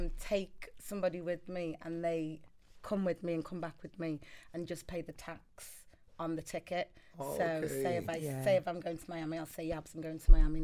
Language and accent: English; Liverpool, North West England, United Kingdom; accent: Scouse; So yeah, I'm from Liverpool originally. I am a flight attendant.